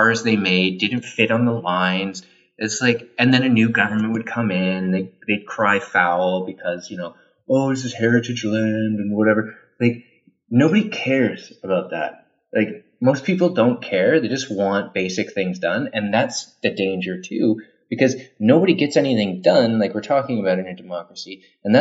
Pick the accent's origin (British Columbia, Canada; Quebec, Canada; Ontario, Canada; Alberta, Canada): Ontario, Canada; Ottawa; moved away; I'm from Ottawa